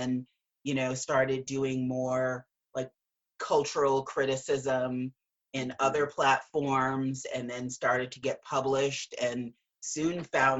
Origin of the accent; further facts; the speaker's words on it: Gary, Indiana, United States; growing up as a little Black girl, and I'm from Gary, Indiana, so northern part of the state and right outside of Chicago.